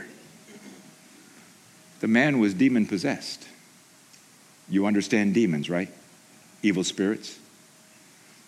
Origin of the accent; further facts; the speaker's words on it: Haiti; moved away; I grew up in Haiti